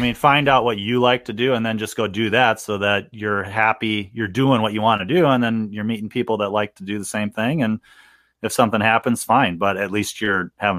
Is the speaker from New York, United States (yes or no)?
yes; New York, United States; I am from New York, so what is your opinion?